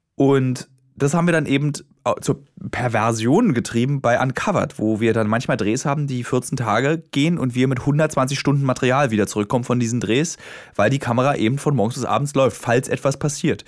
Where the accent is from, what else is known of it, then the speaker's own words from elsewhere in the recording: Berlin, Germany; als Berliner